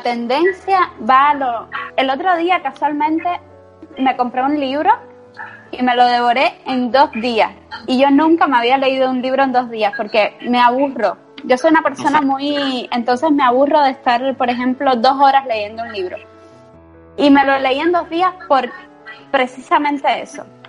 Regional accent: Cuba; now in Spain; yo me vine a, España, yo soy cubana, y dije, yo me voy a España y yo no regreso a Cuba.

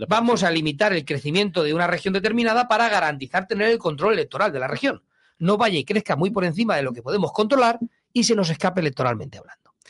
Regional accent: Castilla-La Mancha, Spain

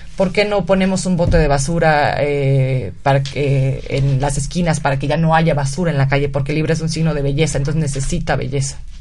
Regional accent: Mexico; nuestro país

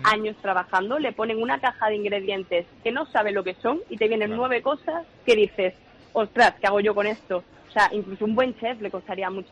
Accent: Chiclana de la Frontera, Andalusia, Spain; mi idea sería montar un restaurante en Cádiz, de donde soy yo, en China de la Frontera

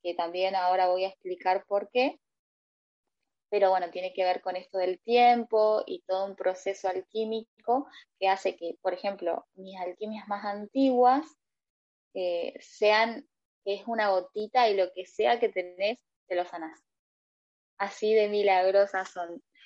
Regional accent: Argentina; soy argentina

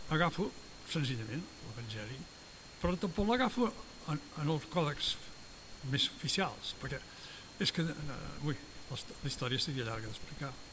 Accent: Esparreguera, Catalonia, Spain

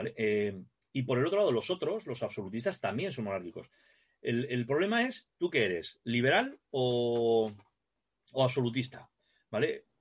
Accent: Navarre, Spain; aquí en Navarra, como somos navarros

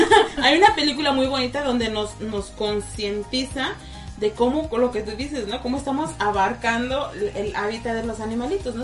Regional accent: Mexico; now in United States; en México estamos acostumbrados

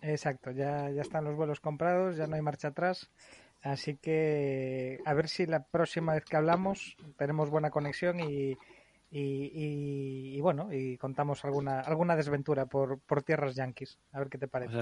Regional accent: Galicia, Spain; como gallegos que somos

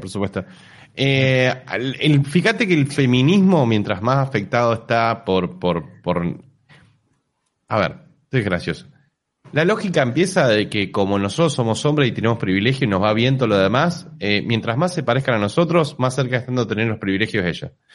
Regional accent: Argentina; Yo claramente soy argentino pobre con menos poder adquisitivo

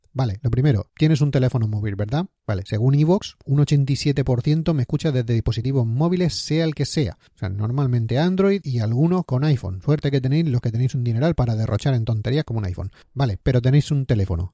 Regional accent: Spain; moved away as an adult; also born or lived in Barcelona / Scotland; cuando estaba en España, en mi pueblo viviendo

